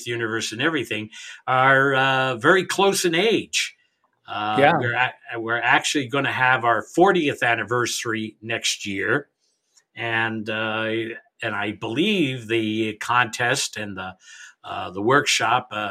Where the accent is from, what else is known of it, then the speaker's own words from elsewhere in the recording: New York, United States; moved away; I grew up in New York